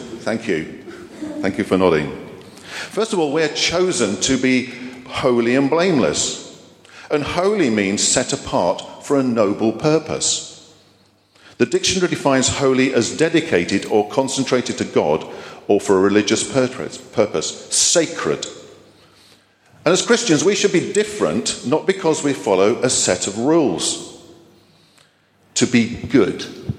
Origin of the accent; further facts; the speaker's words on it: Germany; born there; I'm a Cold War baby. I was born in Germany to a military family